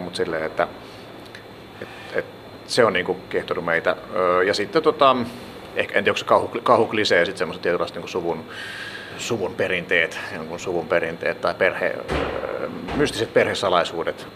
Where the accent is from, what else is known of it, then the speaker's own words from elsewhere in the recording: Helsinki, Uusimaa, Finland; Mä olen tällainen helsinkiläinen teatterialan sekatyömies